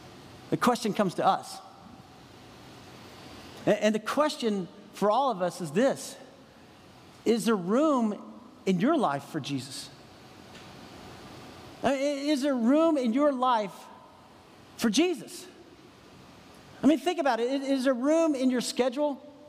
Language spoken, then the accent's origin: English; San Antonio, Texas, United States; moved away as an adult; now in Franklin, United States; I grew up in San Antonio, Texas